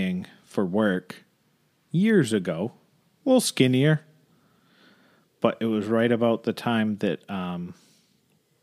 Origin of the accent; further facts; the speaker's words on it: New England, United States; I'm from New England